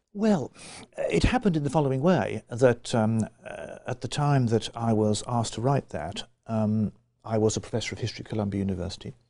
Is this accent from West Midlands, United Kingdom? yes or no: yes; Birmingham, West Midlands, United Kingdom; I grew up in Birmingham. I was born in 1950 and on the western side of Birmingham.